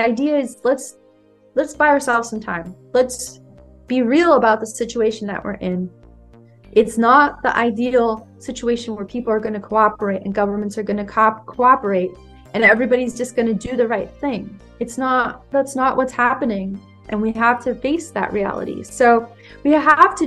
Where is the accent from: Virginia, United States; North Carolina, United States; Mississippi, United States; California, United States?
California, United States; moved away; I'm from California originally.